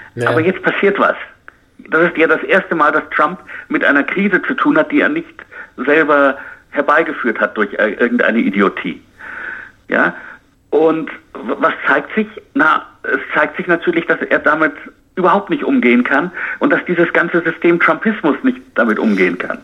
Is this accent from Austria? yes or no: no; United States; bei uns in Amerika